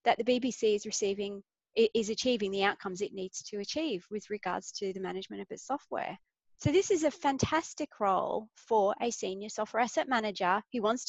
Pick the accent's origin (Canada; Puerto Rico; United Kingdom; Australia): Australia; I'm Australian